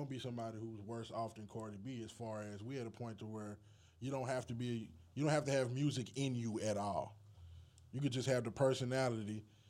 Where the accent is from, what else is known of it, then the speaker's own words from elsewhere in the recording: Texas, United States; I'm from Texas